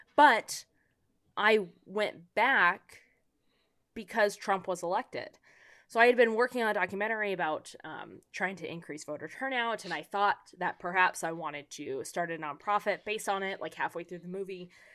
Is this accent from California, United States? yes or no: yes; San Diego, California, United States; now in Los Angeles, United States; I was born and raised in San Diego